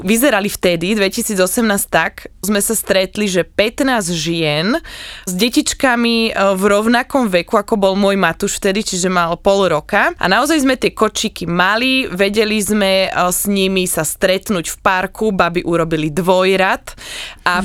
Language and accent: Slovak; Slovakia; my máme Slovenky takú špecifickú energiu